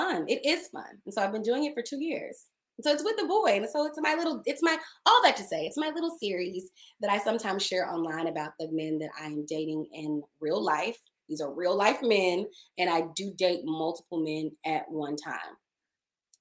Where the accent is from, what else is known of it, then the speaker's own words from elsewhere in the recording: Dallas, Texas, United States; also born or lived in Maryland; now in Los Angeles, United States; I'm Black, I'm from the Deep South, I'm from Dallas